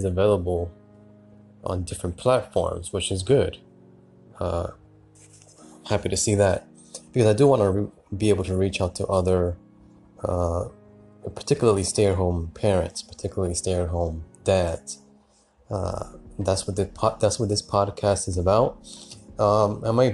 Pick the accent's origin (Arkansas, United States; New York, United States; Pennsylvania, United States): New York, United States; New York City; I'm originally from New York City.